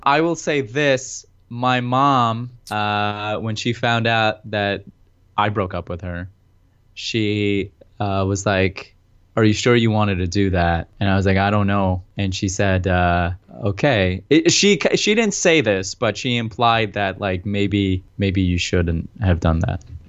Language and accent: English; New Jersey, United States; We're both from Jersey